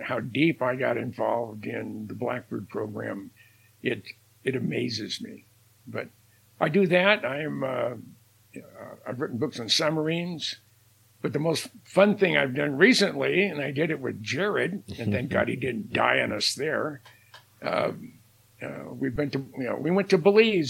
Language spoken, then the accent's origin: English; Minnesota, United States; I'm from Minnesota